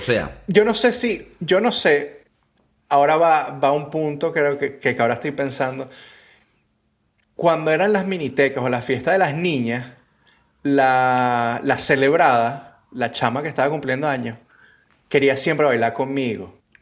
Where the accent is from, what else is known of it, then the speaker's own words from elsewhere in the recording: Venezuela; moved away; Yo cuando vivía en Venezuela